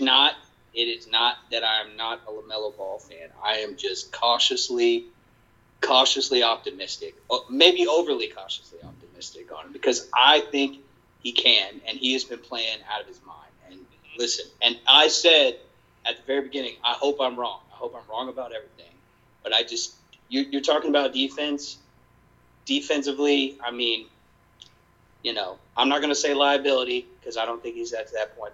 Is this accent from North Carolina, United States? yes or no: yes; Charlotte, North Carolina, United States; I born and raised in Charlotte